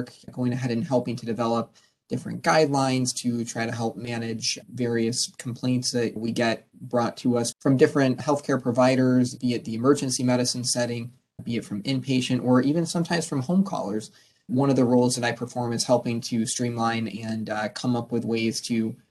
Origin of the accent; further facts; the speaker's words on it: Binghamton, New York, United States; moved away as an adult; now in Syracuse, United States; I'm a native from the Binghamton area